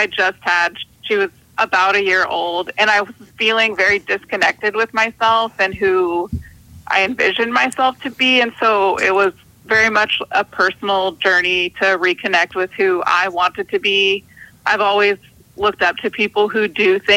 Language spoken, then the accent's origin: English; West Coast, United States; now in South Carolina, United States; I'm from the West Coast, and when I moved to South Carolina, that was a huge culture shock